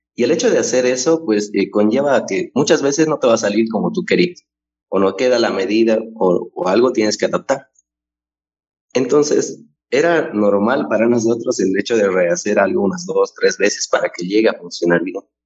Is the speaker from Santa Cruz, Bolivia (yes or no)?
no; Cochabamba, Bolivia; soy oriundo de Bolivia, Cochabamba es mi ciudad natal